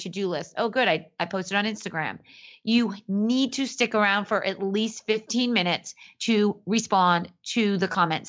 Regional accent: Boston, Massachusetts, United States; I'm from Boston

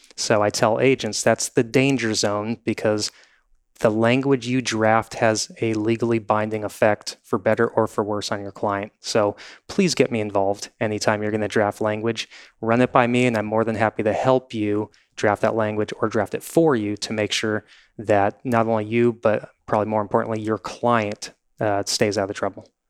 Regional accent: Newport Beach, California, United States; I grew up in Newport Beach. I've lived here forty-five years.

